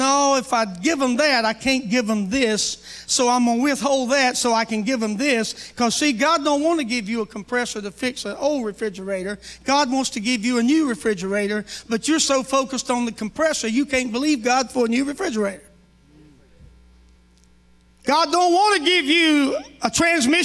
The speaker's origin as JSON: {"language": "English", "region": "North Carolina", "country": "United States", "moved": "as an adult", "lives_now": "Oklahoma, United States", "said": "I'm from North Carolina. My wife and I moved to South Carolina 3 months after we got married and lived there till we moved to Oklahoma"}